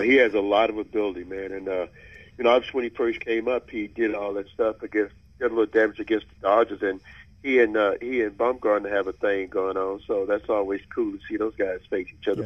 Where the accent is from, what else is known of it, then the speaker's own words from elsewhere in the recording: Mansfield, Louisiana, United States; moved away as an adult; now in Bay Area, United States; I grew up near beautiful Shreveport, Louisiana. My hometown is Mansfield, Louisiana.